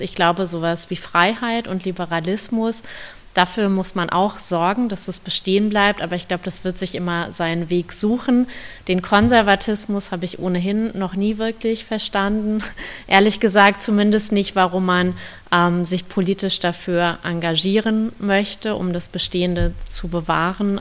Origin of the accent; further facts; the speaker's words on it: Bielefeld, North Rhine-Westphalia, Germany; Ich komme aus Bielefeld